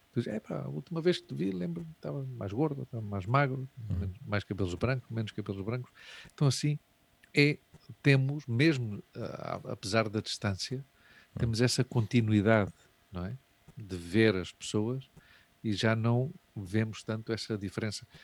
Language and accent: Portuguese; Portugal; moved away as an adult; also born or lived in Puerto Rico / Madrid, Spain / Barcelona, Spain; now in Spain; eu saí de Portugal com 23 anos, uhum. eu agora tenho 46